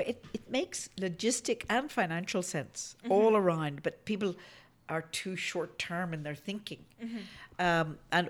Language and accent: English; Belfast, Northern Ireland, United Kingdom; now in Denver, United States; I'm from Belfast, and we had a war about that.